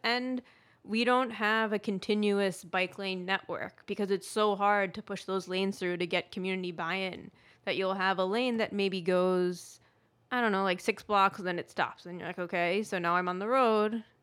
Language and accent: English; United States; moved away as an adult; also born or lived in Atlanta, United States; I grew up in New York and New Jersey my whole life